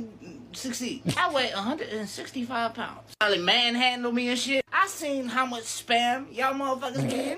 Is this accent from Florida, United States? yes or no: yes; Florida, United States; I'm from Florida. There don't be a lot of y'all over here.